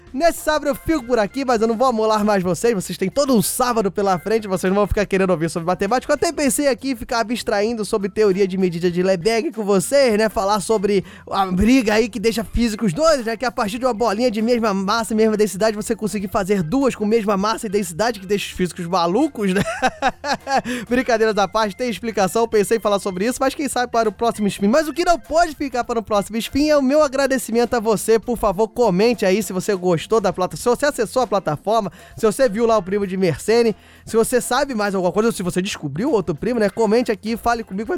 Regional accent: Rio de Janeiro, Brazil; accent: carioca; falar com o meu sotaque carioca

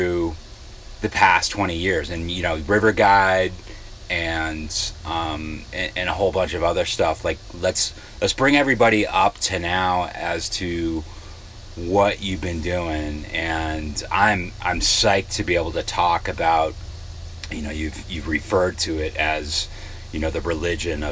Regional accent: Darien, Connecticut, United States; you and I, growing up in Darien, that's Darien, Connecticut

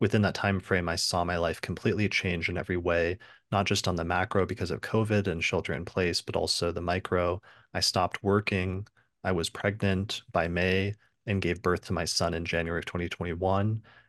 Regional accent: Memphis, Tennessee, United States; Growing up in Memphis and going to college at Stanford shaped me into a person who always had a very well thought out plan

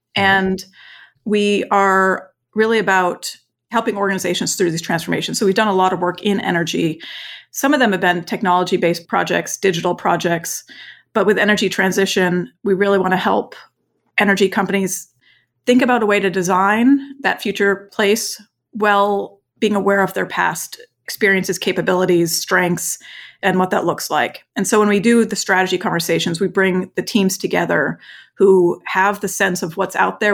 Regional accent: Vermont, United States; also born or lived in East Coast / West Coast / China; now in Houston, United States; growing up in Vermont on a farm, and then I lived on kind of the East Coast and the West Coast, either before and after China, before coming to Houston.

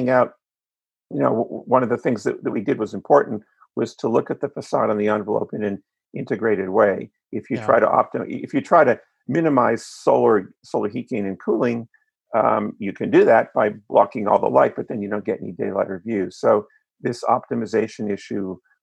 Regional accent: East Coast, United States; moved away as an adult; also born or lived in Los Angeles; I grew up on the East Coast

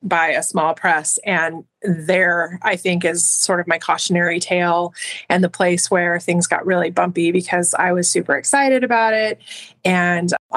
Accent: southern New Mexico, United States; moved away as an adult; now in Colorado, United States; I lived for some years after I had my kids in southern New Mexico, which is my hometown, home state area

